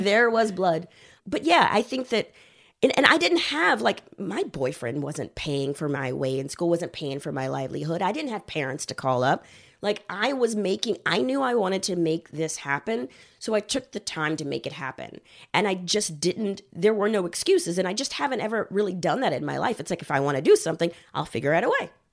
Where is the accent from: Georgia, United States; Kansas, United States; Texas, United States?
Texas, United States; Houston; moved away as an adult; also born or lived in Los Angeles; I'm originally from Houston, Texas